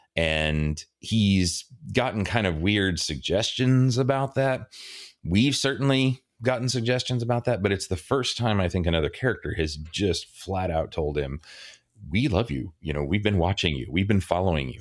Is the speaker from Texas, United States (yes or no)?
yes; Dallas, Texas, United States; I grew up in Dallas